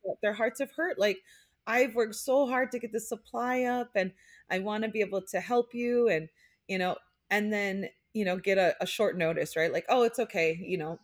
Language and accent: English; Hawaii, United States; growing up in Hawaii, like, I just, we had this sense of community